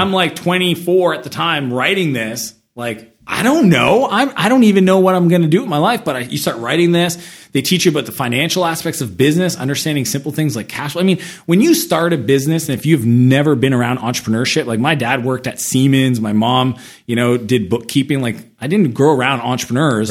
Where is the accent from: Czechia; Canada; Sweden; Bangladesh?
Canada; moved away as an adult; also born or lived in San Francisco; I'm Canadian